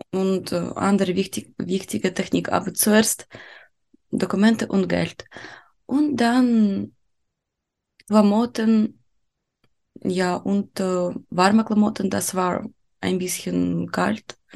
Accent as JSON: {"language": "German", "country": "Ukraine", "moved": "as an adult", "lives_now": "Germany", "said": "Ich komme aus der Ukraine"}